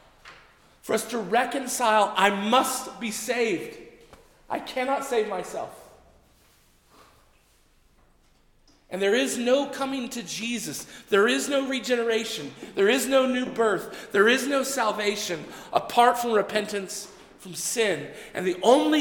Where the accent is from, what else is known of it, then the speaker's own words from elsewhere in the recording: Texas, United States; I grew up in Texas, right? So everybody went to church in Texas